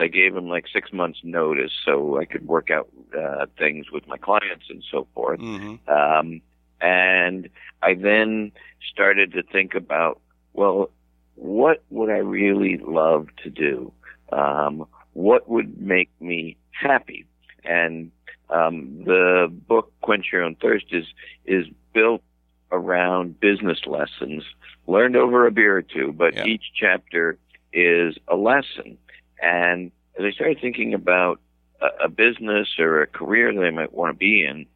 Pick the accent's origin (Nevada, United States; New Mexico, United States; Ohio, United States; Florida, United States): Ohio, United States; Cincinnati; now in Boston, United States; I'm from the Midwest, I didn't always live in Boston. I grew up in Ohio